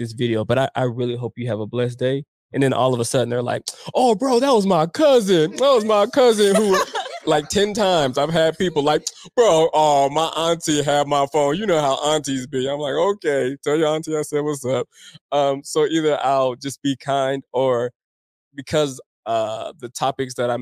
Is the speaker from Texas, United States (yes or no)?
no; Denver, Colorado, United States; growing up in Montbello with my friends and my family